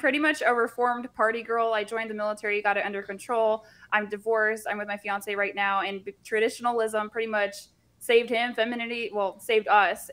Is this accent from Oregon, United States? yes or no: no; Central Florida, United States; I grew up in Central Florida